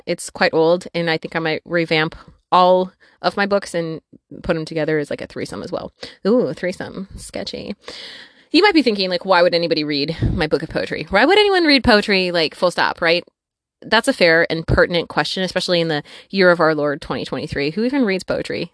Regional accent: northwestern Wisconsin, United States; moved away as an adult; also born or lived in Peoria, Illinois; I was born and raised in northwestern Wisconsin.

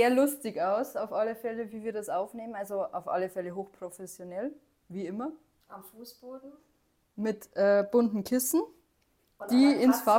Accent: Bavaria, Germany; Ich komme aus Oberbayern

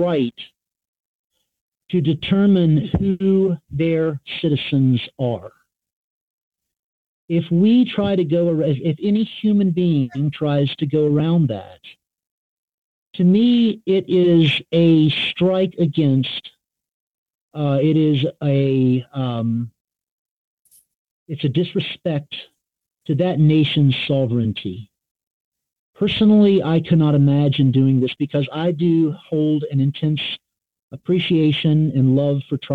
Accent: North Carolina, United States; I grew up in North Carolina.

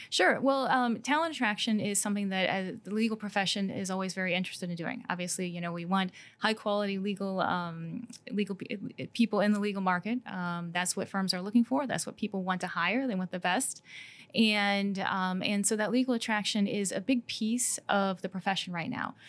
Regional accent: Downs, Illinois, United States; I grew up side, just outside of Downs

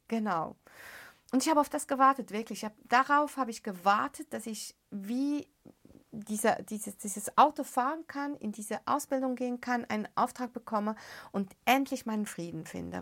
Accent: Beirut, Beirut Governorate, Lebanon; moved away; ich bin ja in den Slums von Beirut aufgewachsen

